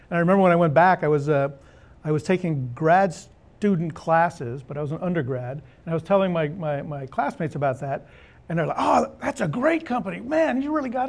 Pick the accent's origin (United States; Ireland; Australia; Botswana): United States; California wine country; moved away as an adult; now in Austin, United States; I grew up in California. Actually, I grew up in the wine country